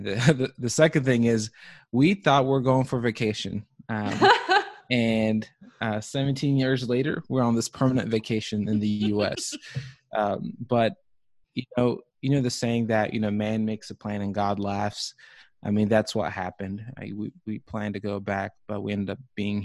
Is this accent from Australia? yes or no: no; Zimbabwe; also born or lived in East Tennessee; now in United States; I was born and raised in Zimbabwe